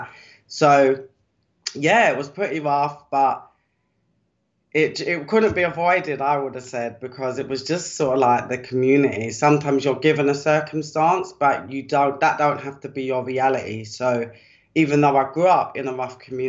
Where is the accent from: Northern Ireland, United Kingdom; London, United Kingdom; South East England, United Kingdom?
London, United Kingdom; I was brought up in Deptford, which used to be, I should say, quite a rough part of the UK in South London.